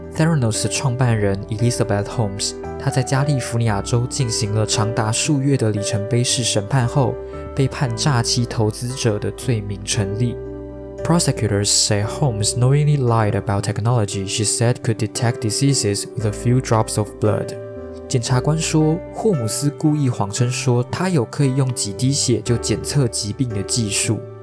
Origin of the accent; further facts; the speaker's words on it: Taiwan; 像我们台湾人渐渐有办法去接受同性婚姻这件事情